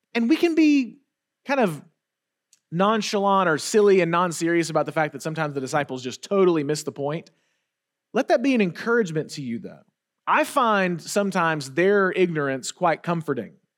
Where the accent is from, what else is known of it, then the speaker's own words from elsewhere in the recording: Wetumpka, Alabama, United States; I grew up in Wetumpka, Alabama, which is, um, let's just say very rural